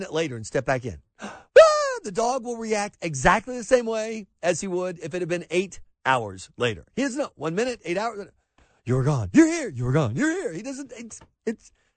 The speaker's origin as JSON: {"language": "English", "area": "the South", "region": "Southern United States", "country": "United States", "said": "as a Southerner"}